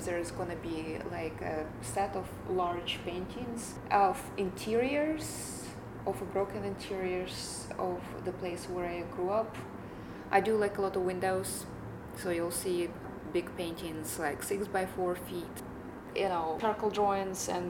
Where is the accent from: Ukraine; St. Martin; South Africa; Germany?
Ukraine; now in United States; I came here, you know, a while ago. I feel like I lived two lives. So I have a life in Ukraine and I have life here as an American